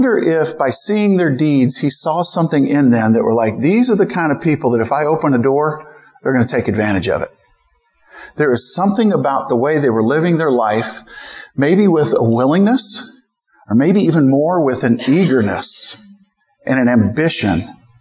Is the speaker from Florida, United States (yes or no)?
no; St. Louis, Missouri, United States; moved away as an adult; now in San Francisco Bay Area, United States; I grew up in St. Louis